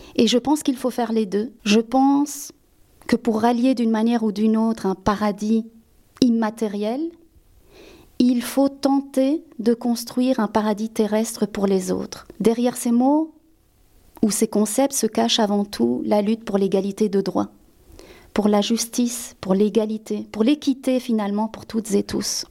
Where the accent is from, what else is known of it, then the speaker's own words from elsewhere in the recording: Belgium; also born or lived in Spain; En tant qu'Espagnol d'origine, qui a été élevé par un père en tout cas un beau-père belge, qui a grandi en Belgique